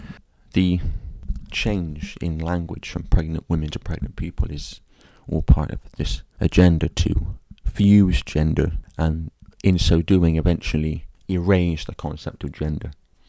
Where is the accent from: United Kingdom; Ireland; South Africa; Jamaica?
Ireland; often while cursing because I'm Irish.